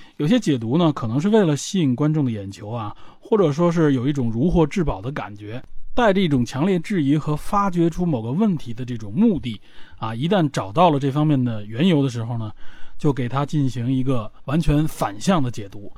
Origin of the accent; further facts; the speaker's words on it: China; 我们就站在我们中国人，华人的角度